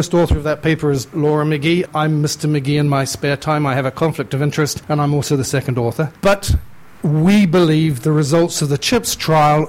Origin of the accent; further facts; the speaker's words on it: New Zealand; moved away as an adult; also born or lived in United Kingdom; now in Canada; I'm originally a Kiwi and I spent most of my time training in the UK, so I don't really know where I'm from anymore.